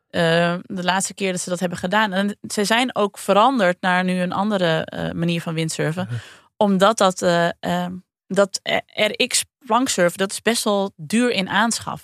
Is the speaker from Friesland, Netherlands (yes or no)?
yes; Friesland, Netherlands; kom ik uit Friesland.